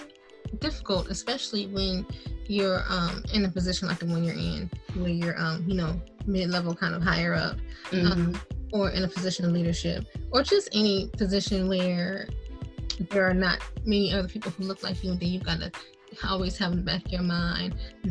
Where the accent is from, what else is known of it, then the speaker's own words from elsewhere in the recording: Indiana, United States; because of all the stereotypes about being from Detroit, and I was from Indiana